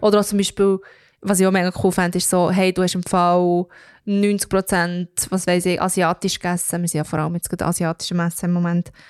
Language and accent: German; Belpmoos, Bern, Switzerland; Ich komme aus dem Baubmoos, ich rede wie ich rede.